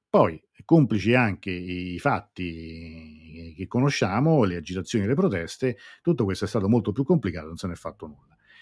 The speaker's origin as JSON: {"language": "Italian", "country": "Italy", "said": "qua a casa mia, nel mio paese"}